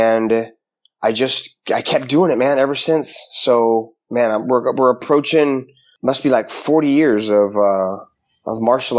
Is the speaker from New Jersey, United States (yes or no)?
no; Seattle, Washington, United States; Seattle, Washington, pretty much.